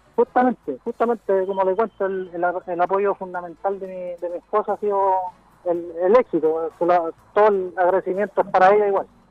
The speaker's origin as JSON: {"language": "Spanish", "town": "Talagante", "region": "Santiago Metropolitan Region", "country": "Chile", "tie": "born or raised there", "said": "soy nacido, y criado acá en Talagante"}